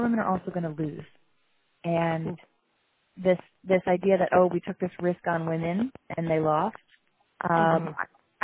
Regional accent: Ocean County, New Jersey, United States; I'm from South Jersey and from Ocean County

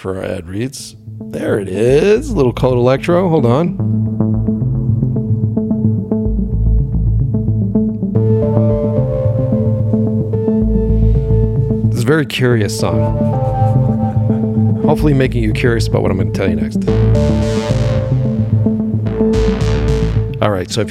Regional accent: Boston, Massachusetts, United States; moved away as an adult; now in Los Angeles, United States; I think we're both from Boston originally, and I directed in Boston for 18 years

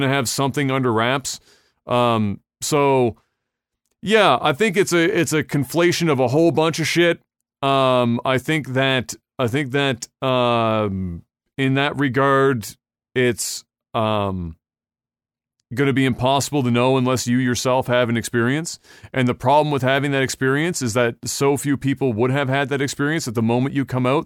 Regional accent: Canada; we, as Canadians

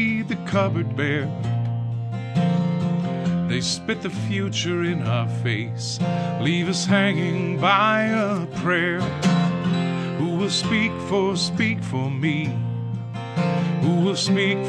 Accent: Rockford, Illinois, United States; now in Chicago, United States; I grew up in Rockford, Illinois, in a good Rust Belt kind of town

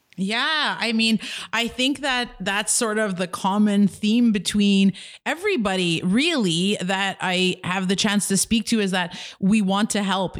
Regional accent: Kitigan Zibi, Quebec, Canada; I'm an entrepreneur from Kidagan, Zeebi, and Anishinaabe

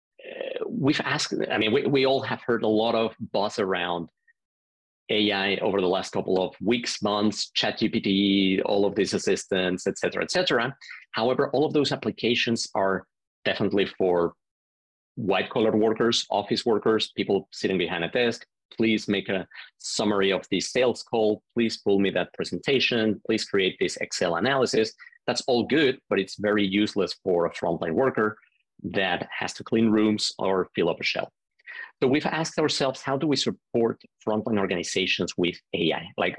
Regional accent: Mexico City, Mexico; moved away as an adult; originally, I'm from Mexico City. I grew up and was born there, lived the first 19 years there.

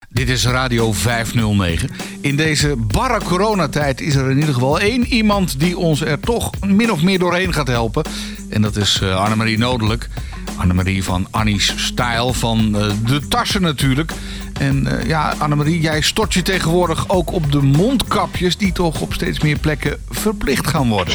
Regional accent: Netherlands; we zijn toch Hollanders

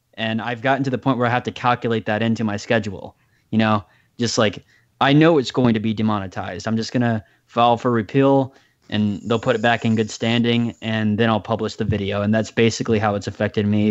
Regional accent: United States; as an American citizen

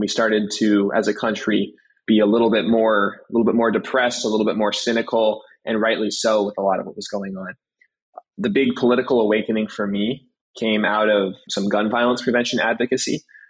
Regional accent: California, United States; born there; now in Seattle, United States; Yeah, so I've lived most of my life on the West Coast. I was born in the Bay Area. I moved to Seattle.

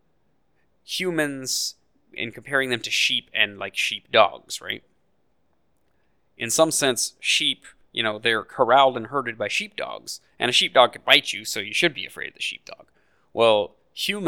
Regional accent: United States; as an American

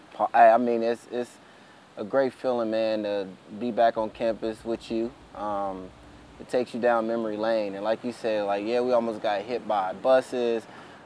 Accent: Dayton, Ohio, United States; also born or lived in Florida; Dayton was different. Being actually from Florida and moving to Dayton after my grandmother passed away and. With me and my other brothers, two other brothers. I'm the middle child.

